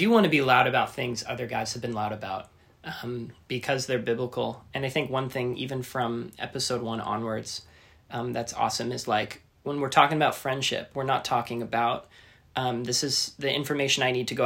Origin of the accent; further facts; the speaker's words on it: Canada; moved away as an adult; now in Orange County, United States; I am from Canada